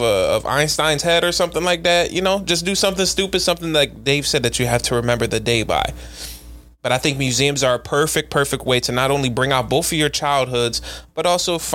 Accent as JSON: {"language": "English", "town": "Philadelphia", "region": "Pennsylvania", "country": "United States", "said": "we're from Philly."}